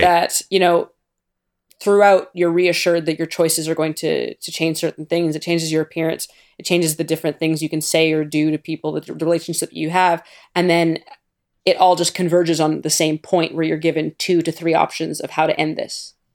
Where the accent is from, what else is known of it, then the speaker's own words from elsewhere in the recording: Canada; I'm Canadian